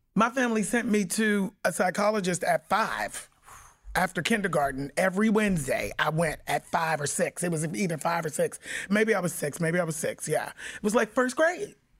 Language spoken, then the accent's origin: English; Pittsburgh, Pennsylvania, United States; I was born and raised in Pittsburgh, Pennsylvania